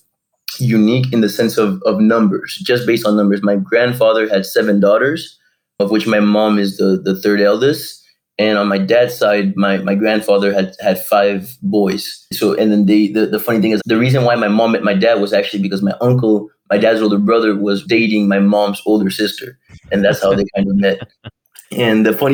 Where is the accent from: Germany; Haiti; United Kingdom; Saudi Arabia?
Haiti; Port-au-Prince, Ouest; I was born and raised in Port-au-Prince